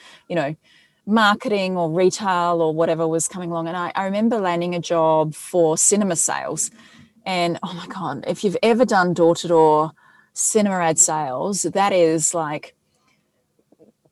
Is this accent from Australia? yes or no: yes; Adelaide, South Australia, Australia; I'm from Adelaide